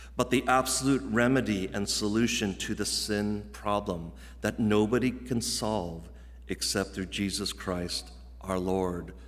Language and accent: English; Virginia, United States; moved away as an adult; also born or lived in Midwest; I grew up, as many of you guys know, in Virginia, in the Mid-Atlantic region